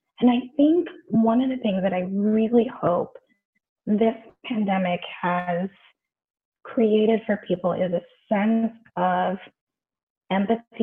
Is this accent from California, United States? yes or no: yes; Bay Area, California, United States; I grew up in the Bay Area, which means that I spent a lot of time in San Francisco